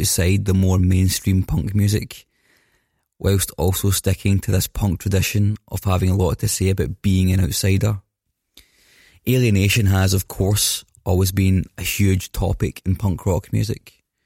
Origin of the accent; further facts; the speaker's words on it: Scotland, United Kingdom; I'm Scottish